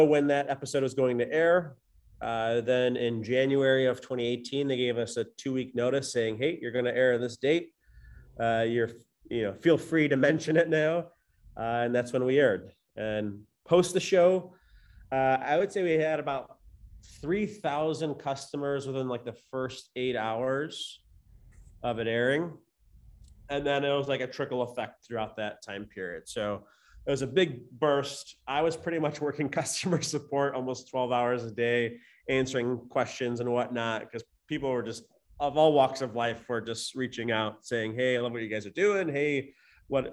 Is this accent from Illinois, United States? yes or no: yes; Chicago, Illinois, United States; Nick and I are, we're from Chicago